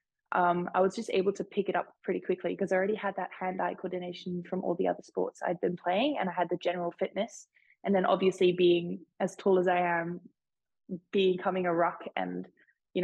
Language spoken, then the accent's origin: English; Malaysia; moved away as an adult; now in Perth, Australia; born and raised in Malaysia.